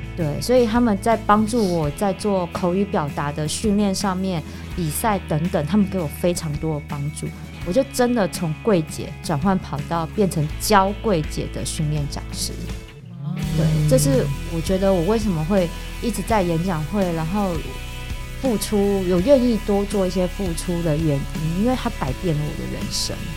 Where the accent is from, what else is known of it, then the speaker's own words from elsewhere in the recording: Taiwan; first language Mandarin; 我们是台湾人，我们从小到大都讲国语